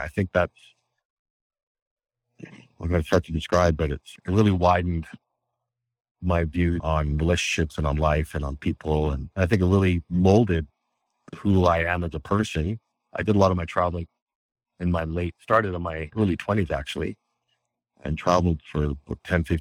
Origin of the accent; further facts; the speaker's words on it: Western Canada near the Rocky Mountains, Canada; also born or lived in Egypt / Japan / Cayman Islands / Indonesia; I'm Canadian. I'm in Western Canada near the Rocky Mountains.